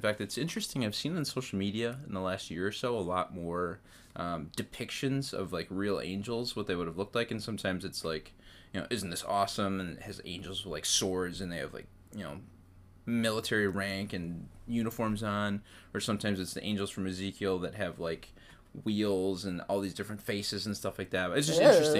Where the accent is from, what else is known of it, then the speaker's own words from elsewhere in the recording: Wisconsin, United States; I'm from Wisconsin.